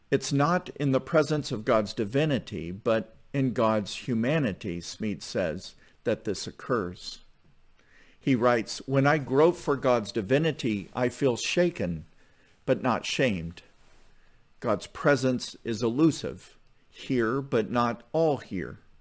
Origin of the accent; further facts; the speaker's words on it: Southwest Missouri, United States; growing up in Southwest Missouri was that my mom's ethnic background was incidental to my sense of identity